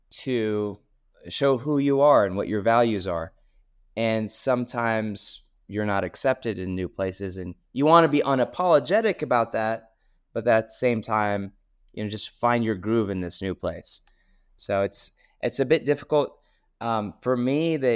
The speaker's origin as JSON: {"language": "English", "country": "Syria", "also_born_or_lived": "Texas, United States", "said": "I'm from Texas, originally from Syria."}